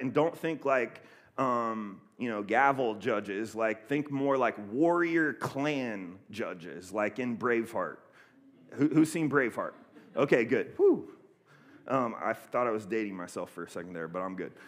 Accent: Columbus, Ohio, United States; moved away; also born or lived in Oceanside, California; I'm from Columbus, Ohio, and uh, I grew up kind of in the inner, inner city of Columbus

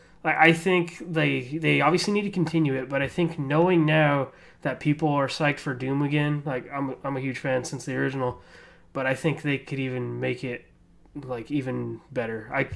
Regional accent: less than 2 hours from Los Angeles, California, United States; My hometown is literally less than 2 hours away from L.A.

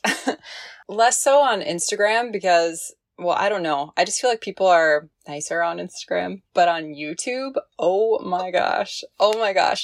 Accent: Midwest, United States; moved away as an adult; also born or lived in Arkansas / Hawaii / Seattle / Monterey, California; I was born in Arkansas. I grew up in the Midwest

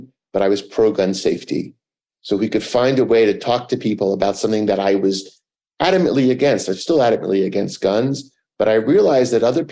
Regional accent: New York City, New York, United States; I grew up in Manhattan

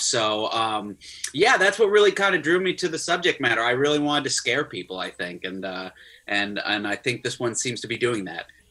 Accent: Florida, United States; I grew up in Florida

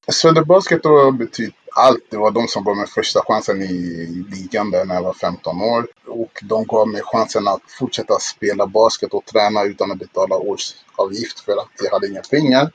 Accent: Stockholm, Stockholm County, Sweden; also born or lived in Kinshasa, Congo; vi flyttade från eh, Kongo då, till eh, eh, Stockholm, Sverige

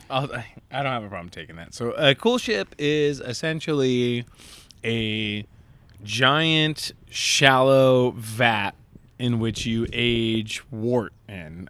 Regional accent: Southern California, United States; born or raised there; also born or lived in Long Beach, California

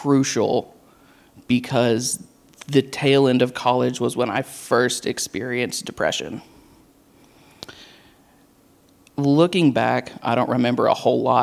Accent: Knoxville, Tennessee, United States; moved away as an adult; also born or lived in Murfreesboro, Tennessee; I was born and raised in Knoxville.

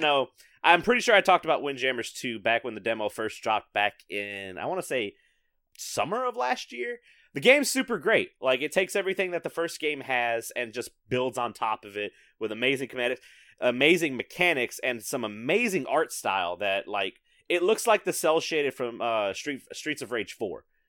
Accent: the South, United States; growing up in the South

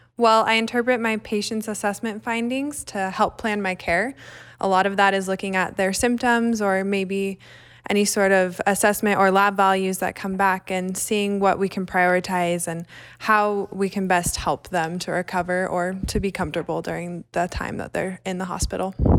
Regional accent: Murray, Utah, United States; I'm from Murray, Utah

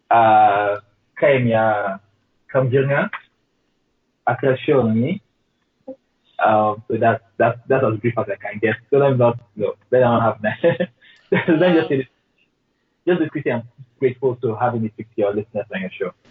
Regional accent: Borno, Nigeria; It's called it's Bura, Bora, B-U-R-A, and Niger, it's Borno State.

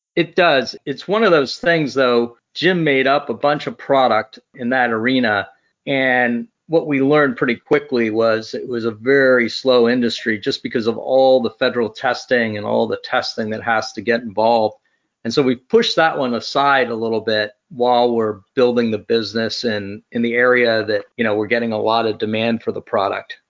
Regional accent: Brazil; moved away; growing up in Brazil

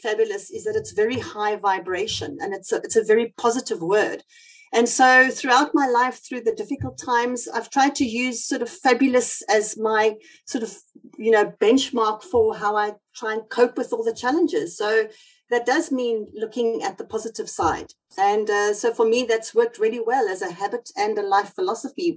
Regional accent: South Africa; accent: South African; now in United Kingdom; I've got South African roots, as you might hear from my accent

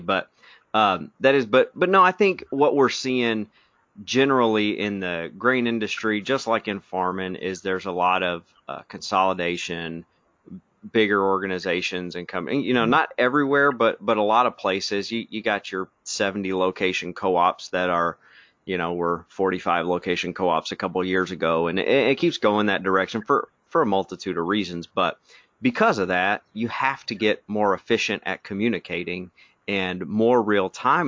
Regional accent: Arkansas, United States; We're from Arkansas.

